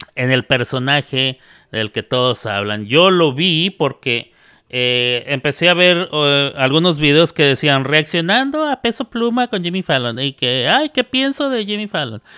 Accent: Mexico; now in United States; como soy mexicano ando festejando el 5 de mayo

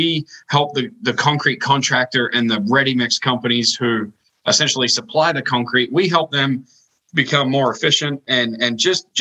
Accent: Sydney, New South Wales, Australia; moved away as an adult; now in Des Moines, United States; I was born and raised in Australia in the suburbs, in the western suburbs of Sydney.

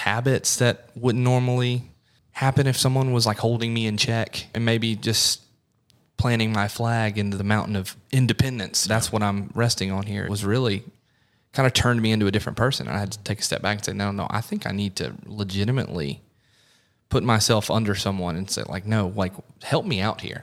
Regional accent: the Midlands of South Carolina, United States; also born or lived in Clemson, South Carolina; I grew up in the Midlands of South Carolina, moved up to Clemson

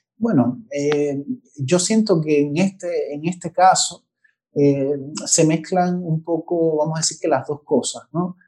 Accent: Cuba; como cubano

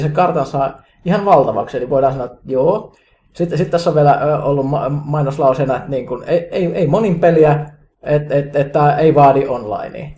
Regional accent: Kajaani, Kainuu, Finland; mun kotikaupunkini Kajaanin

